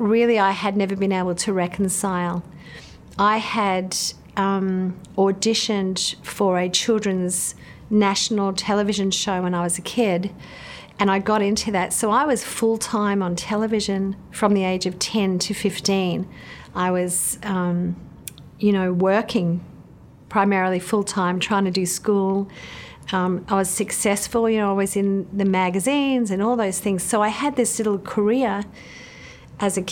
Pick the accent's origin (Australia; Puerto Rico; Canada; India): Australia; Queensland; now in Central Coast, Australia; I grew up in Queensland in Australia, the eldest of four kids